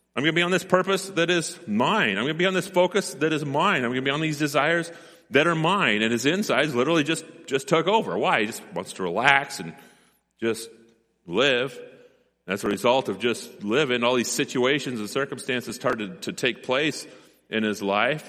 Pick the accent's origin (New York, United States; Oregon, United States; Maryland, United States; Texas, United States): Oregon, United States; Gold Beach; born and raised in Gold Beach, and I grew up on Kerber Drive